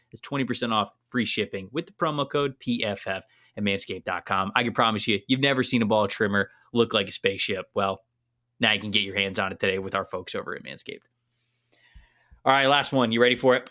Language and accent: English; Florida, United States; moved away as an adult; I'm from Florida. I, for the twenty-eight years that I lived in Florida